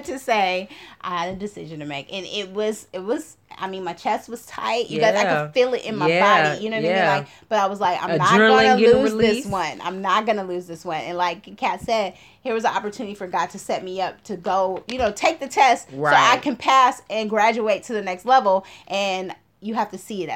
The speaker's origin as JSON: {"language": "English", "town": "Oakland", "region": "California", "country": "United States", "moved": "yes", "said": "I'm from Oakland."}